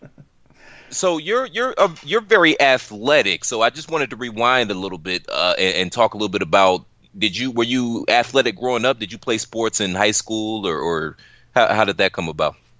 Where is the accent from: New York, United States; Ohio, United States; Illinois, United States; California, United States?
Ohio, United States; Cleveland; moved away; I'm from Cleveland